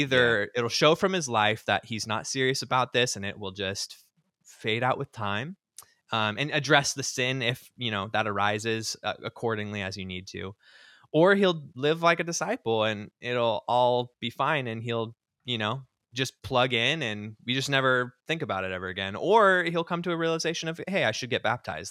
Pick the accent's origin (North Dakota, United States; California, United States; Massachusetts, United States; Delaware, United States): California, United States; Southern; now in Seattle, United States; I grew up in the Churches of Christ, what we call the Main Line or traditional Churches of Christ, um, down in Southern California